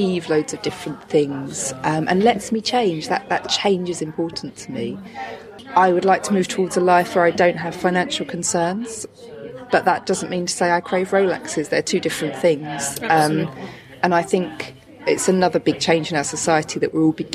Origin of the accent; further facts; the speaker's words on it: Chatham, South East England, United Kingdom; I'm from Chatham